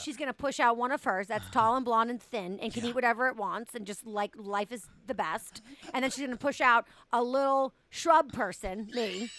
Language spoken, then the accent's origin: English; Boston, Massachusetts, United States; I'm from Boston.